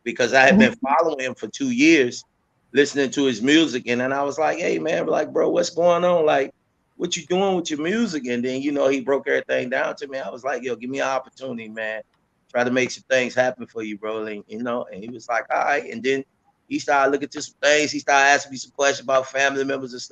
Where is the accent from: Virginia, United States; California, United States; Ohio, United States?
Virginia, United States; Portsmouth; I'm from Portsmouth, Virginia.